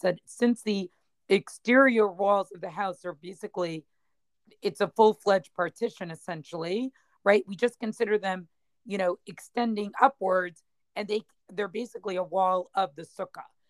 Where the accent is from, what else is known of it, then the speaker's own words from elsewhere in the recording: Boston, Massachusetts, United States; the shul that I grew up in in Boston